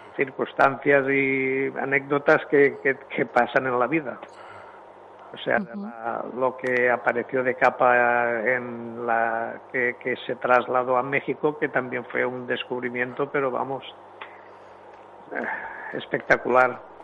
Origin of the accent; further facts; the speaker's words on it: Villarreal, Valencian Community, Spain; mi pueblo de Villarreal